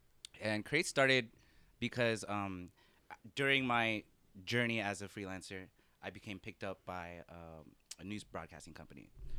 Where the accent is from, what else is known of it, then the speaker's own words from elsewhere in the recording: San Diego, California, United States; moved away as an adult; now in Washington, D.C., United States; I'm from San Diego, but my family's from the Philippines. I rep being Filipino heavy.